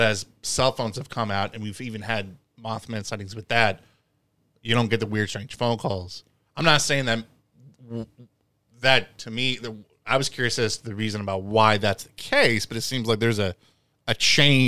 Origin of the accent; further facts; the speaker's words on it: Indiana, United States; we're from Indiana